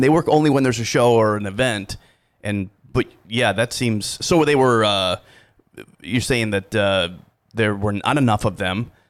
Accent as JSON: {"language": "English", "town": "Dubuque", "region": "Iowa", "country": "United States", "tie": "born or raised there", "said": "I grew up in Dubuque"}